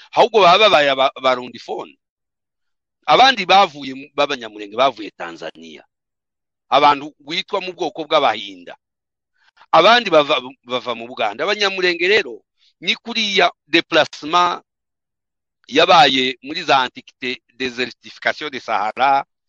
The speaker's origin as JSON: {"language": "Kinyarwanda", "region": "South Kivu", "country": "DR Congo", "said": "ntabwo turi abarwanda fone no turaba turaba turi abanyekongo"}